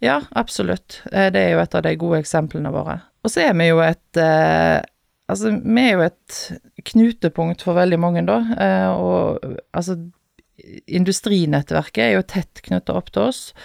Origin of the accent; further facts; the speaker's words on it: Haugesund, Rogaland, Norway; moved away as an adult; now in Stord, Norway; Jeg er født og oppvokst i Haugesund